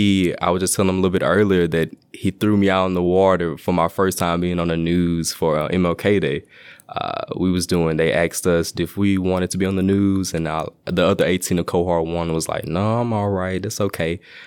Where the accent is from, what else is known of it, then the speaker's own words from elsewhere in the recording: Shreveport, Louisiana, United States; Shreveport, Louisiana.